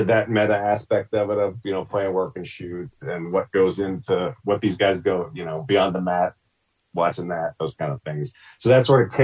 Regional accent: Pittsburgh, Pennsylvania, United States; I grew up in Pittsburgh

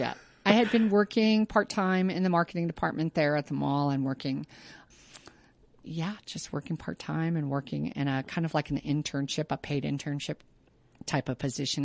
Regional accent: Pueblo, Colorado, United States; Pueblo is my hometown

